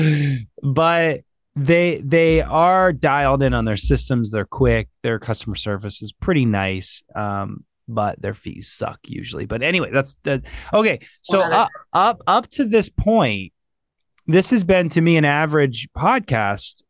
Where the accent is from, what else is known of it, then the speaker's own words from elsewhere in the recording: Ohio, United States; I'm from Ohio